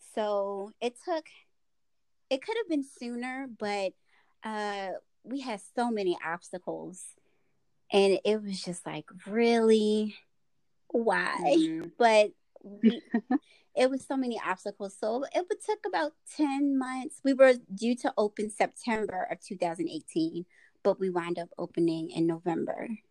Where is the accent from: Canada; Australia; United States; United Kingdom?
United States; Baltimore, Maryland; moved away as an adult; now in Lexington Park, United States; me being from Baltimore, it's uh beauty supply stores everywhere